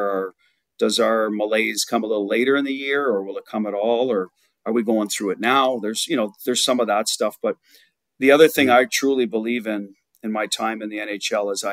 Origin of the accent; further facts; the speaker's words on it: Ottawa, Ontario, Canada; I grew up in Ottawa